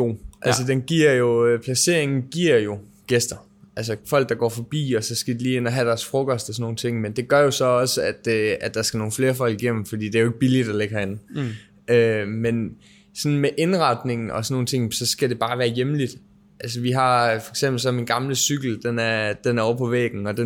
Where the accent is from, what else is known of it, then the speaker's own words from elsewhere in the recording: Southern Denmark, Denmark; Jeg er fra Sønderjylland, så det er nok derfor